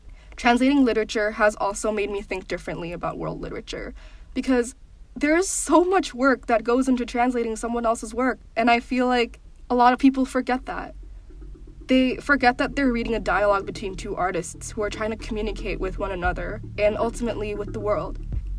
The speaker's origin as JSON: {"language": "English", "country": "Indonesia", "also_born_or_lived": "New York City", "said": "we Indonesians are a people united by Bahasa Indonesia, our national language."}